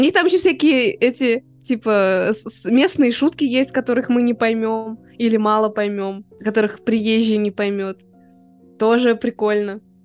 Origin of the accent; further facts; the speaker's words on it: Moscow, Russia; мы из Москвы